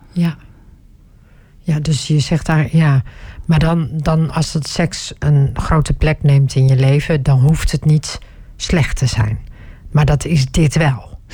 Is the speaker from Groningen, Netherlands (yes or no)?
yes; Groningen, Netherlands; Ik ben zelf opgegroeid in Groningen